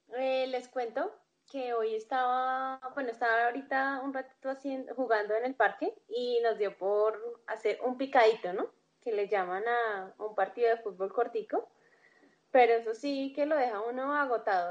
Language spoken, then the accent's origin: Spanish; Colombia; somos colombianos